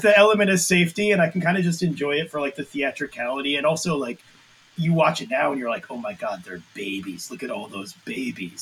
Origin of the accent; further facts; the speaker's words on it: central Connecticut, United States; I grew up in uh, the like central Connecticut.